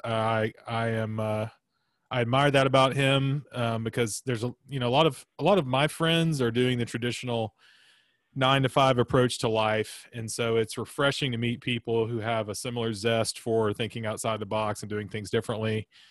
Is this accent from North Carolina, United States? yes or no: no; Florence, Alabama, United States; I grew up in Florence, Alabama as well